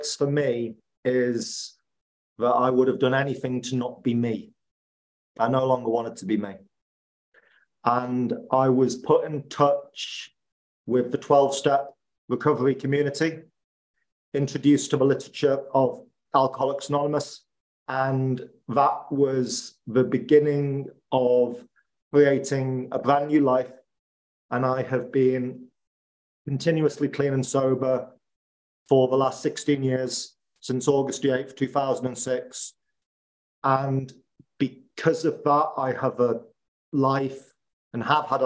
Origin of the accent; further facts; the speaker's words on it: Liverpool, North West England, United Kingdom; moved away as an adult; also born or lived in Spain / Italy / Naples; my hometown of Liverpool